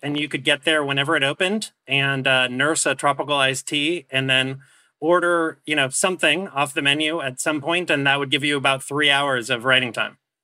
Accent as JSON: {"language": "English", "area": "Orange County", "region": "California", "country": "United States", "tie": "born or raised there", "said": "I grew up in Orange County"}